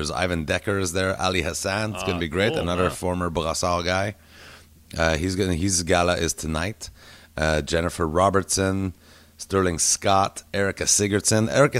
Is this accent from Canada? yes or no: yes; Montreal, Quebec, Canada; I'm fucking Canadian sweetheart. I'm the same as David Pride. We went to the same fucking high school. We're two 48-year-old white guys from fucking Montreal who went to Loyola.